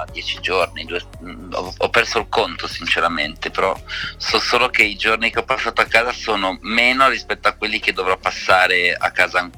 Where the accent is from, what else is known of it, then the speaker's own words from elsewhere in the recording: Udine, Friuli-Venezia Giulia, Italy; prima di quello del teatro era eh, a Udine, perché io sono friulano di Udine, ed ero a teatro con mia madre